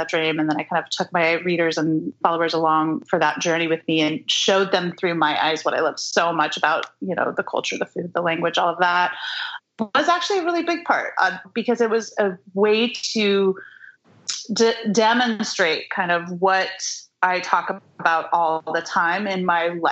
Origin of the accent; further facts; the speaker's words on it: Oregon, United States; I grew up in Oregon